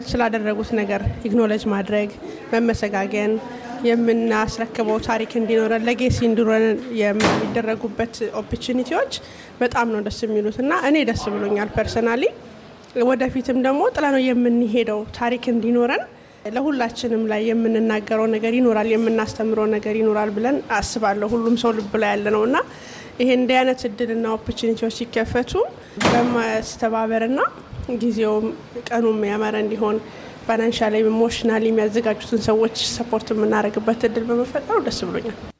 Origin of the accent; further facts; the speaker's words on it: Ethiopia; እንደ አንድ ኢትዮጵያዊ እንደ ሀበሻ